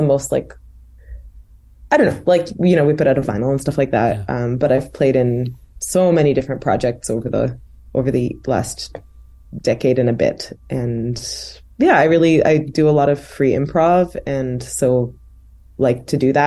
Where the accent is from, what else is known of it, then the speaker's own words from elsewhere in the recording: Wakefield, Quebec, Canada; also born or lived in Oslo, Norway / Ottawa, Canada; now in Montreal, Canada; I was born in Oslo in Norway, but my parents moved to Wakefield when I was tiny, and they're both from New York City, actually. So kind of complicated trajectory, but I lived in Wakefield for my whole childhood